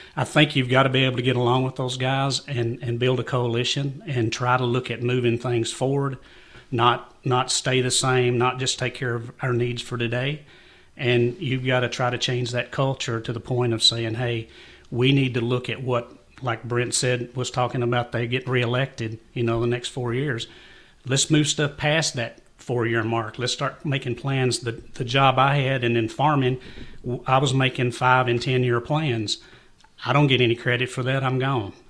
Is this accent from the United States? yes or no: yes; Jamestown, Kentucky, United States; Growing up in Jamestown